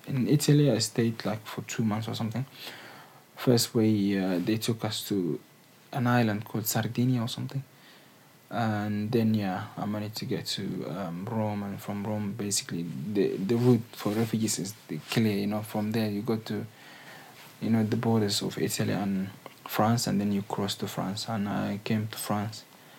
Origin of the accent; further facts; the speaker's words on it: Cali, Valle del Cauca, Colombia; English is a second language; As soon as I told them I came from Cali and stuff, she said that I know the situation there and blah blah.